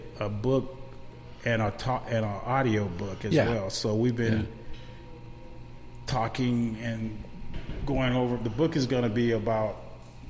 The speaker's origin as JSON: {"language": "English", "town": "Kissimmee", "region": "Florida", "country": "United States", "tie": "born or raised there", "said": "I grew up in Kissimmee, Florida, Osceola County, USA"}